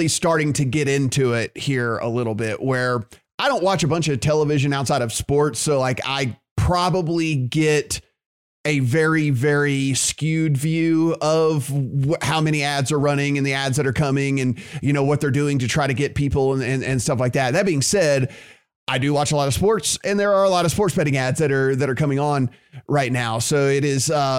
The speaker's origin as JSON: {"language": "English", "region": "Louisiana", "country": "United States", "tie": "born or raised there", "moved": "yes", "said": "my home state of Louisiana"}